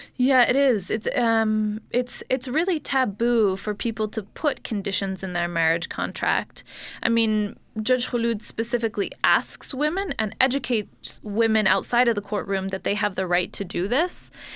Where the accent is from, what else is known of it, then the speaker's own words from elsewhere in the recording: Salt Lake City, Utah, United States; I grew up here in Salt Lake City